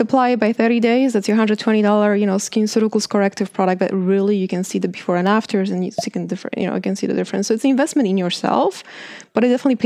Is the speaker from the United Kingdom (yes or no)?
no; Poland; moved away; I grew up in Poland